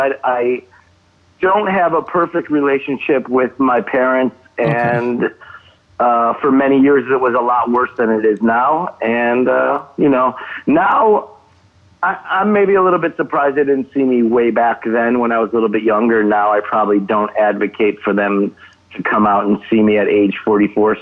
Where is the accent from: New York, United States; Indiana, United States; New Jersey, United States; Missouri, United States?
New York, United States; Buffalo; moved away as an adult; now in Los Angeles, United States; I'm from Buffalo originally